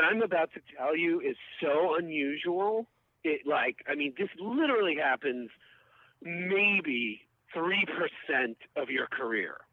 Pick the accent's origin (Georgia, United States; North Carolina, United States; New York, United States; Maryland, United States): New York, United States; New York City; moved away; also born or lived in Massachusetts; I'm from Queens